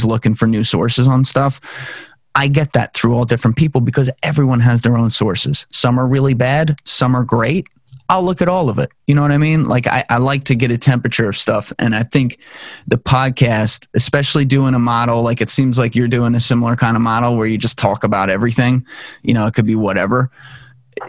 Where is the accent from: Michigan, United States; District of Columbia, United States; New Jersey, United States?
New Jersey, United States; also born or lived in Pennsylvania; I'm from New Jersey. Lived here my whole life